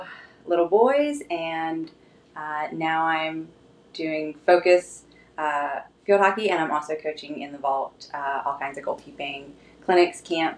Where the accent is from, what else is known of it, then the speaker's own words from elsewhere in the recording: Pennsylvania, United States; moved away as an adult; also born or lived in North Carolina; now in Virginia Beach, United States; I grew up in Pennsylvania, where hockey's really popular.